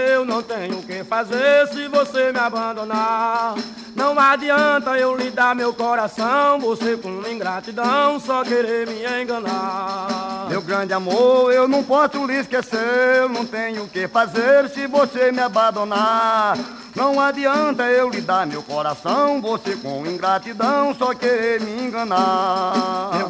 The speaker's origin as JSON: {"language": "Portuguese", "town": "Ingá", "region": "Paraíba", "country": "Brazil", "tie": "born or raised there", "said": "E aí eu sou paraibano da cidade Ingá. Quem nasce no Ingá é Ingaense."}